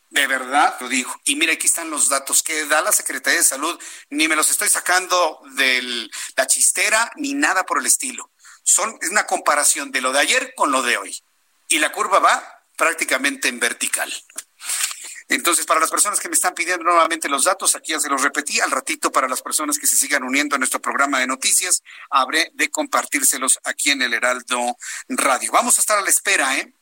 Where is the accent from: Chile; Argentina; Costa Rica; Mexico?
Mexico